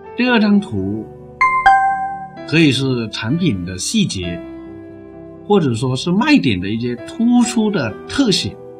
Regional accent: China; 我们中国人

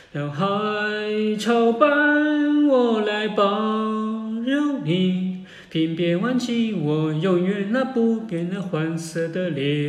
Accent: China; 只不过对于我们中国人用户来讲的话

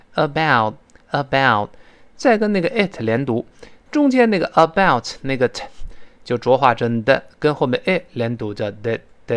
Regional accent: China; 我们中国人

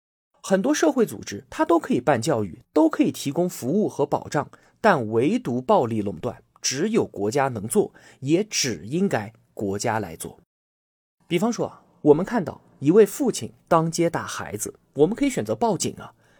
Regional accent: Yunnan, China; 我们云南拥有美丽的自然风光，而且有全国最舒服的气候。欢迎同学们都来我的家乡旅游

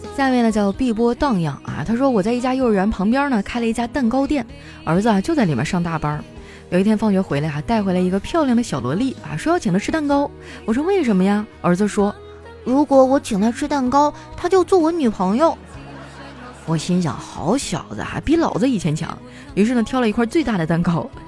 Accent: Northeast China, China; 身为一个东北人啊，我真的太爱搓澡了

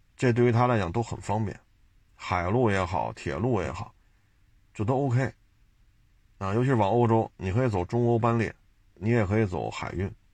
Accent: China; 我是中国人

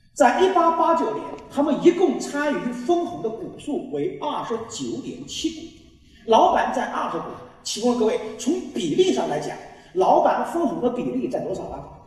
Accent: China; 我们中国人

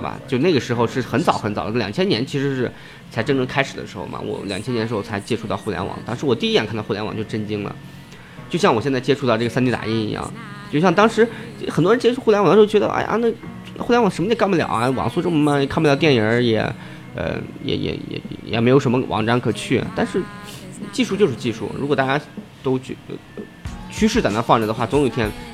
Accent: Xi'an, Shaanxi, China; 其实我现在，呃，工作的，呃，包括自己，呃，我自己在，呃，生活的地方是，呃，西安，呃，在我老家

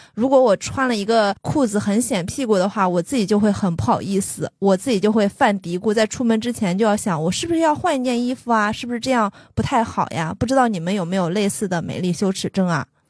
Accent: Shandong, China; 我山东人，然后我爸爸也是那种很传统的山东男性

